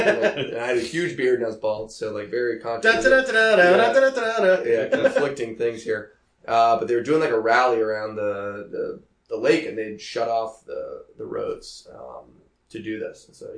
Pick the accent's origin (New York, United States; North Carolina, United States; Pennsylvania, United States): New York, United States; also born or lived in Boston; the East Coast, when I rode up the East Coast, that's where I grew up in New York and Boston.